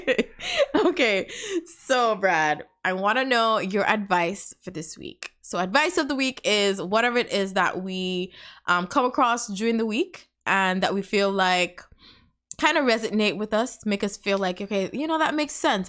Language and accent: English; Antigua & Barbuda; also born or lived in Canada / United States; now in Texas, United States; we're from the Caribbean, guys. I'm from Antigua.